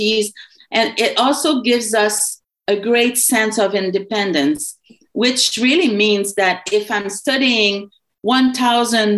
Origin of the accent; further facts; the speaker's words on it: Quebec, Canada; When you come from a certain part of the country, like for me in Quebec, I know all about Quebec